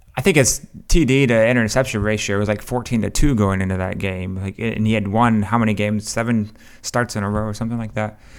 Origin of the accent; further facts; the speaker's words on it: Canton, Ohio, United States; Canton, Ohio, my hometown